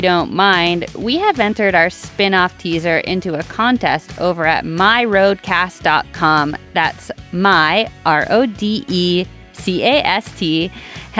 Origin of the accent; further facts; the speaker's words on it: Canada; we're Canadian